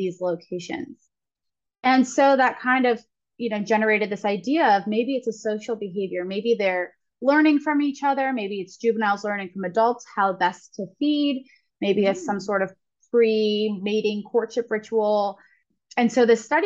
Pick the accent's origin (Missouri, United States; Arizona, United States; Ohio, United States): Ohio, United States; moved away; I'm actually from Ohio